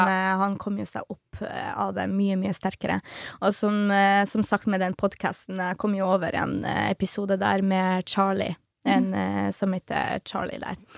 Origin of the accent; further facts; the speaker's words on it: Poland; Norwegian is a second language; now in Norway; Jeg som polakk